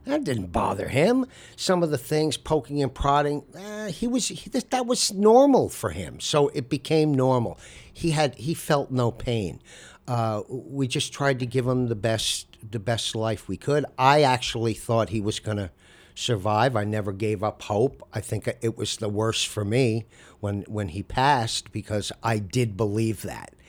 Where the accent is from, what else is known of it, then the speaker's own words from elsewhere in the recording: Amagansett, New York, United States; also born or lived in Southampton; I was born and raised in Amagansett